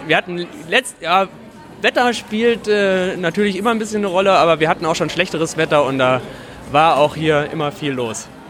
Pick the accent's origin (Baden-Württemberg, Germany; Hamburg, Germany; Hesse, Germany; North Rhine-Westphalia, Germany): Hesse, Germany; Oberense; also born or lived in Berlin; now in Korbach, Germany; ich komme aus Oberense und bin jetzt seit eineinhalb Jahren wieder hier in Korbach